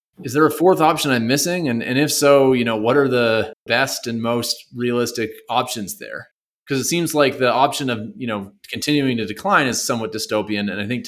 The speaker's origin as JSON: {"language": "English", "country": "Canada", "said": "So I'm a Canadian. I moved here being kind of like pretty convinced by the, you know, public schools only kind of model."}